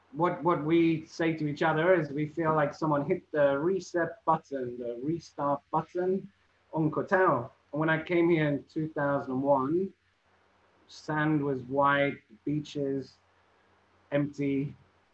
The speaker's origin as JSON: {"language": "English", "town": "Liverpool", "region": "North West England", "country": "United Kingdom", "tie": "born or raised there", "said": "But I'm actually born and raised in Liverpool, which causes problems because Liverpool people, like everyone, they're proud of their city and their culture and everything."}